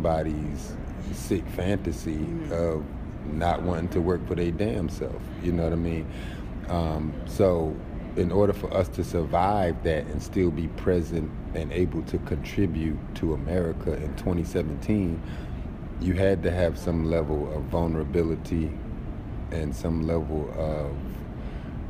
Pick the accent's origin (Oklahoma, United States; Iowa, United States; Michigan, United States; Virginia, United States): Virginia, United States; D.C., Northern Virginia area, United States; moved away as an adult; now in Brooklyn, United States; I actually grew up in the D.C., Northern Virginia area